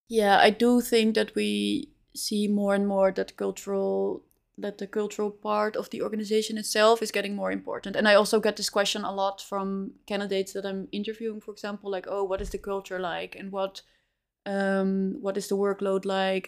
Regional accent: Amsterdam, North Holland, Netherlands; moved away as an adult; also born or lived in Spain / Chile; now in Utrecht, Netherlands; I grew up in Amsterdam

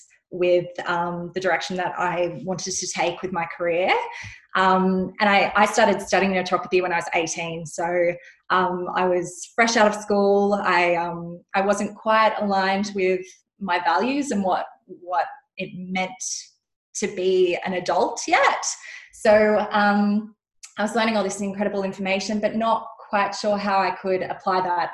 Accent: Sydney, New South Wales, Australia; also born or lived in Western Australia; I'm from Sydney, but I was living in Western Australia

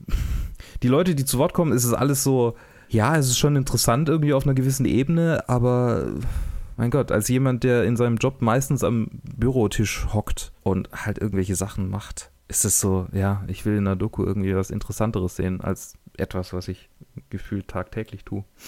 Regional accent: Germany; als ähm, Deutscher

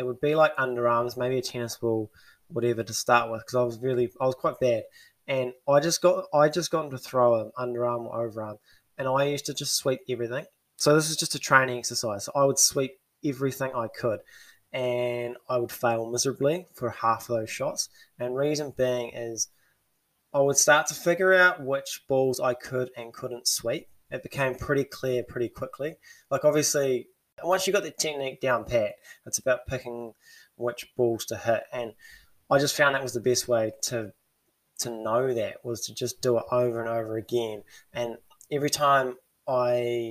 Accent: New Zealand; as a Kiwi

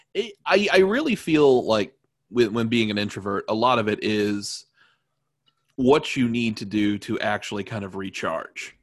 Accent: Evansville, Indiana, United States; also born or lived in Terre Haute / Chicago; my hometown, Evansville

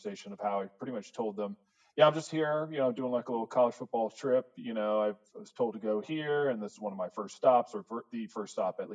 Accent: Virginia, United States; I was from Virginia

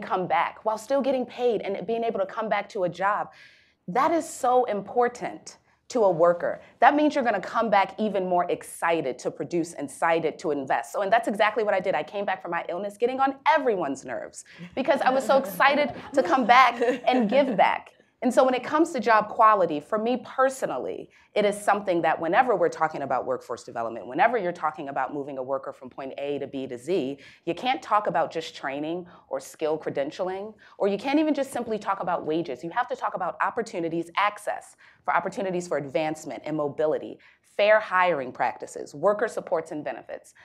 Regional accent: Baltimore, Maryland, United States; a young African-American female born and raised in Baltimore City

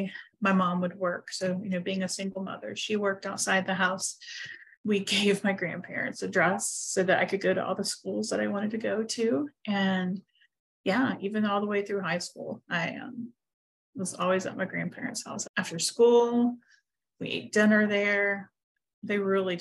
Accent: Huntington, West Virginia, United States; moved away as an adult; now in Pittsburgh, United States; I am not from Pittsburgh. I've lived here for about 9.5 years, probably. I am from Huntington, West Virginia

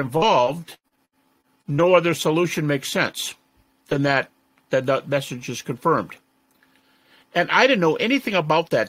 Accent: Detroit, Michigan, United States; I'm from Detroit, and I was raised in my youngest years in the Methodist Church, but my folks moved.

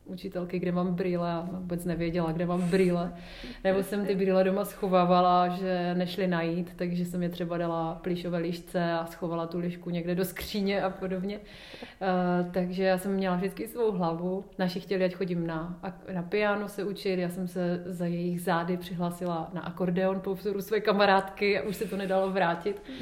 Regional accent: Ostrava, Moravian-Silesian Region, Czechia; now in Prague, Czech Republic; dětství v Ostravě, já jsem měla hezké dětství

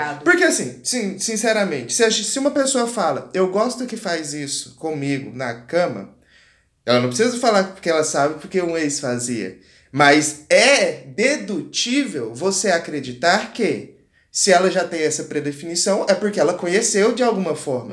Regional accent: Goiás, Brazil; sou do Goiás e sou do Goiás. Você vê que eu, o sotaque vem quando eu falo

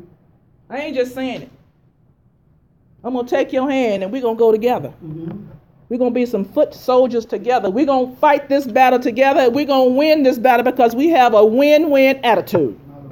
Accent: Missouri, United States; I'm from Missouri. Show me.

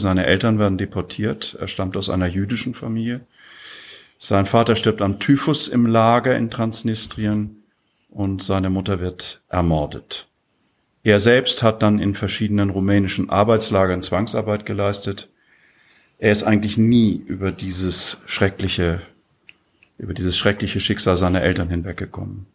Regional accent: Husum, Schleswig-Holstein, Germany; now in Graz, Austria; in meiner Heimat

